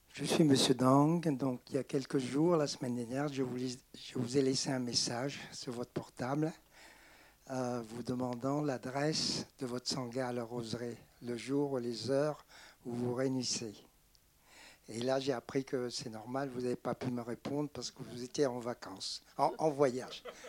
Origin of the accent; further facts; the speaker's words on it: Vietnam; je suis vietnamien